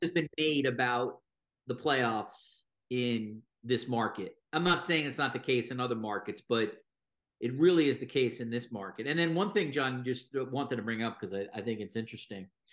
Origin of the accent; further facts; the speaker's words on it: New York, United States; moved away as an adult; now in Toronto, Canada; I'm American, I grew up in New York, and then I moved to Toronto in twenty eighteen